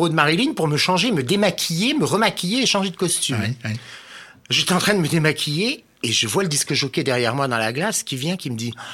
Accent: Nancy, Grand Est, France; also born or lived in Metz; moi, je suis né à Nancy, moi.

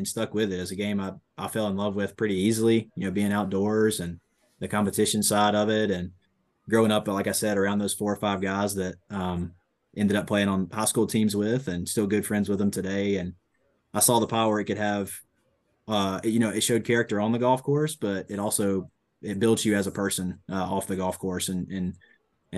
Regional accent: Georgia, United States; I grew up at a little 9-hole course in my hometown in Georgia

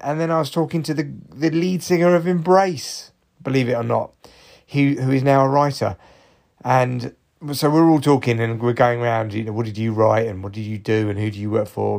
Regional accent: Barnet, London, United Kingdom; growing up in Barnet when I was young

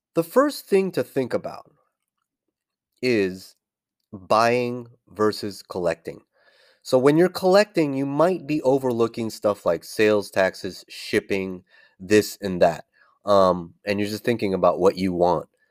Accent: California, United States; moved away as an adult; born and raised in California, which I, I left

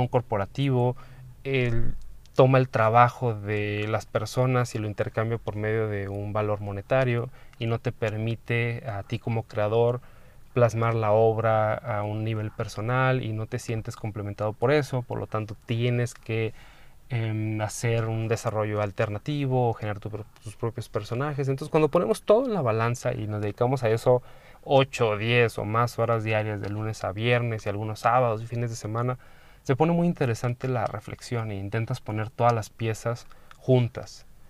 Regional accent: Mexico; como persona, como em, mexicano, como medio latino

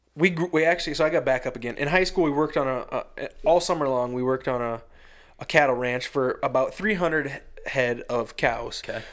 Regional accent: western Iowa, United States; we're from four and a half hours yeah. west of Iowa City

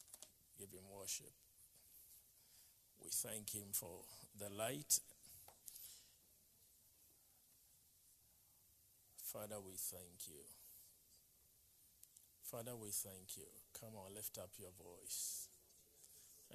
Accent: Ghana; I was from Ghana

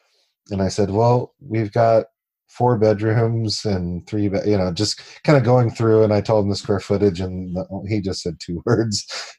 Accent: Long Beach, California, United States; moved away as an adult; now in Utah, United States; I grew up in Long Beach, and I moved out to my family and I moved out to Utah about 6 years ago.

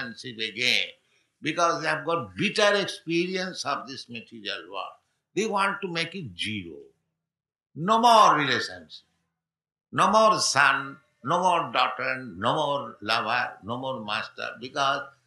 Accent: India; I am poor Indian.

